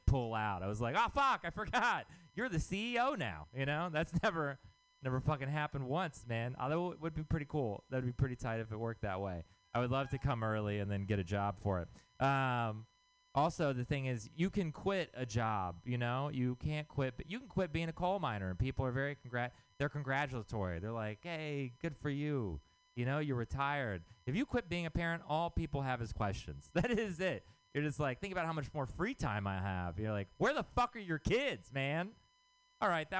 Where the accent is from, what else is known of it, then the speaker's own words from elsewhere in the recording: Texas, United States; moved away; I'm from Texas